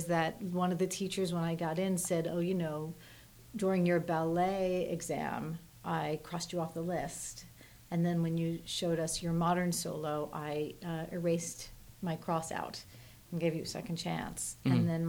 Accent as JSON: {"language": "English", "region": "New Jersey", "country": "United States", "tie": "born or raised there", "said": "I grew up in Jersey."}